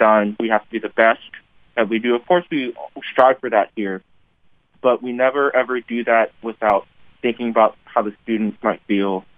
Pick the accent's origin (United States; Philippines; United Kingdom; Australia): United States; Maryland; I'm from Maryland